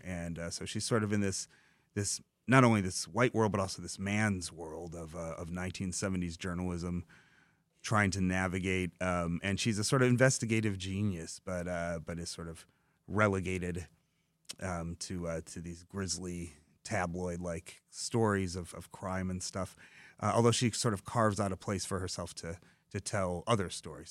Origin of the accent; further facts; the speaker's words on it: Dearborn, Michigan, United States; I grew up in Dearborn, in the south end, uh, east end of Dearborn, in immigrant communities